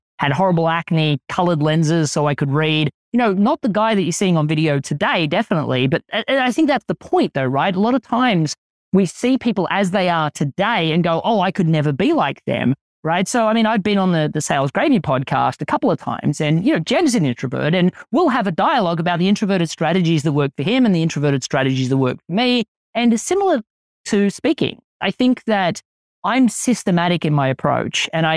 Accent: Australia

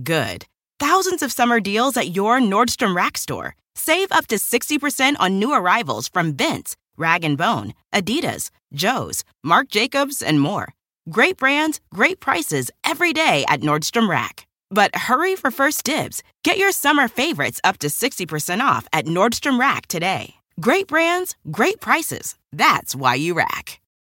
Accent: Dublin, Leinster, Ireland; now in London, United Kingdom; now living in London, but I grew up in North County, Dublin

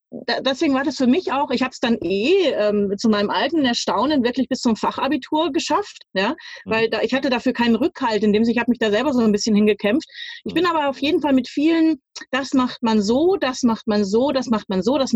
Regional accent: Munich, Bavaria, Germany; ich bin zwar nicht in New York oder sowas groß geworden, aber äh, ich bin in München aufgewachsen, geboren und aufgewachsen.

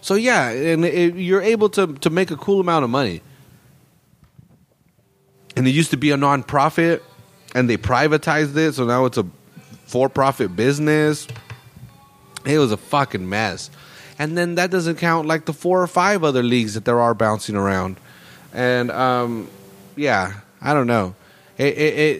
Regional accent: Salinas, California, United States; I'm only from Salinas.

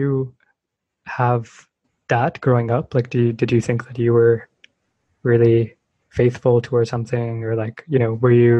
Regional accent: Bay Area, California, United States; growing up in the Bay Area

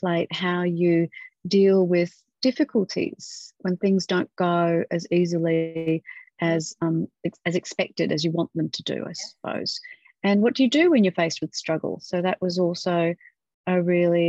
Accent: Western Australia, Australia; Western Australia. Yeah. Fantastic. In my home state

